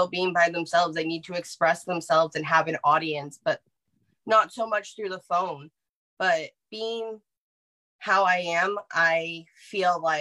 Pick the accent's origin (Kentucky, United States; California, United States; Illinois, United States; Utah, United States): California, United States; Central; I am from Central California, so kind of beachy area.